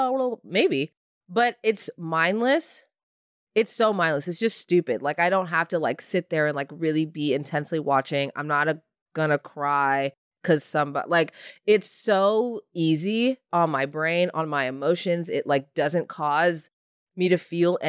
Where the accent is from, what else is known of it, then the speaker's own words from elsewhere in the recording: Indiana, United States; I'm from Indiana